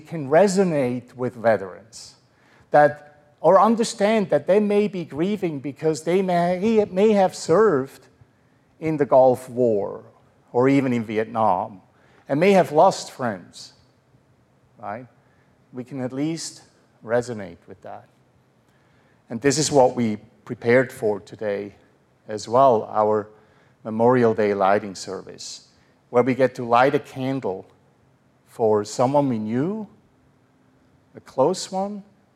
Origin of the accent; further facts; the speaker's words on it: Switzerland; moved away as an adult; now in United States; in Switzerland, we are neutral